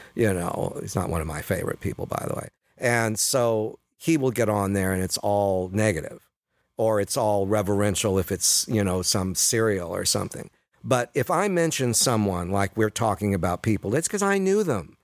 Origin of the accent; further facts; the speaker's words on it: Sacramento, California, United States; the municipal auditorium where we all graduated a year later, downtown Sacramento